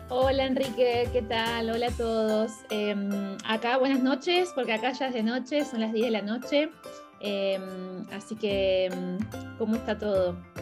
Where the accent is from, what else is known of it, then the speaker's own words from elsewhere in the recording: Córdoba, Argentina; moved away as an adult; also born or lived in Australia / Berlin, Germany; now in Portugal; soy, de Córdoba, Argentina